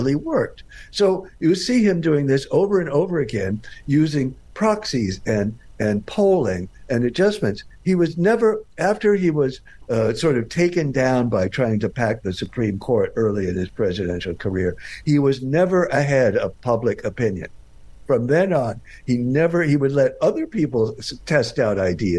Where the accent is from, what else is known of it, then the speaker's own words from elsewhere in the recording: Texas, United States; I grew up in Texas